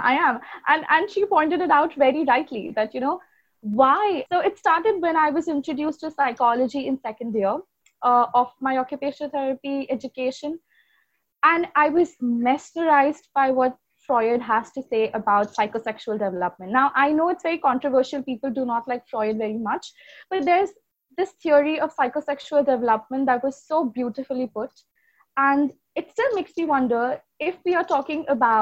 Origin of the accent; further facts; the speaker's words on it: Mumbai, Maharashtra, India; I was born and raised in Mumbai.